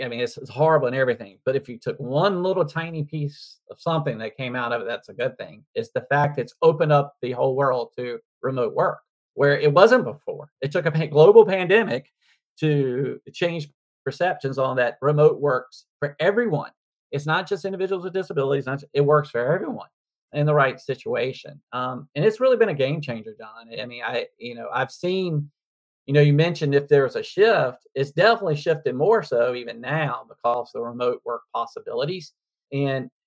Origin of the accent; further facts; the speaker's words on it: North Carolina, United States; when I grew up in North Carolina